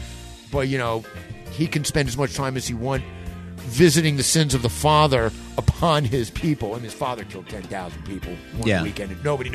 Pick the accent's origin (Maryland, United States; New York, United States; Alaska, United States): New York, United States; New York City; I'm going to sit here as a Jew, as an American, as a Zionist, as a New Yorker, okay?